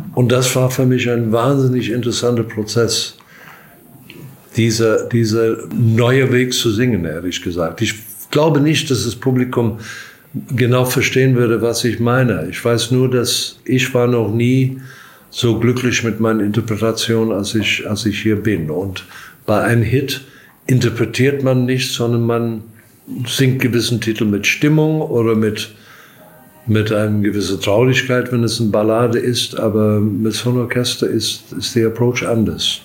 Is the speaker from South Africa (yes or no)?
yes; South Africa; also born or lived in Durban, South Africa; now in Germany; ich komme aus Südafrika